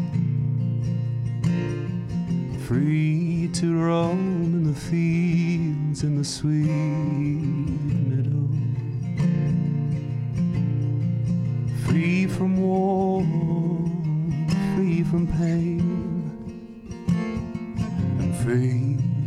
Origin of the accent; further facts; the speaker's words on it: Maitland, New South Wales, Australia; my hometown, Maitland